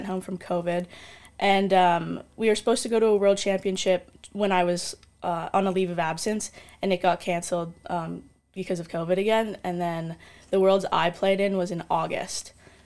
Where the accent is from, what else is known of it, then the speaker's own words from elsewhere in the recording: Toronto, Ontario, Canada; moved away; I'm obviously from Canada and from Toronto